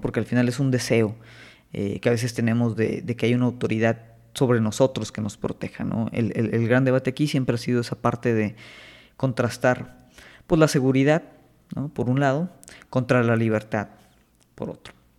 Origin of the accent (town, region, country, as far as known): Mexico